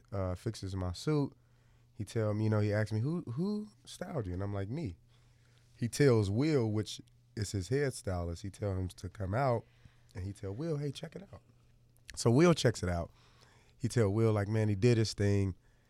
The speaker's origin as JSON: {"language": "English", "town": "Chicago", "region": "Illinois", "country": "United States", "said": "I'm 25 from Chicago."}